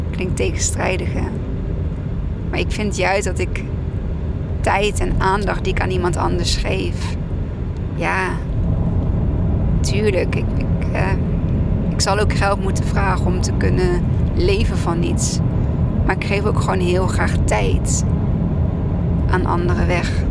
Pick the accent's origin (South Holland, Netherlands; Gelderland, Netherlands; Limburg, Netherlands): Gelderland, Netherlands; Arnhem; Ik kom uit Arnhem